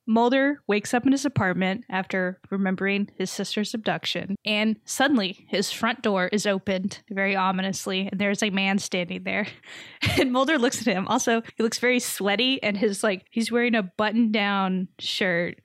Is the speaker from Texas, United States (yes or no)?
yes; Texas, United States; I grew up in Texas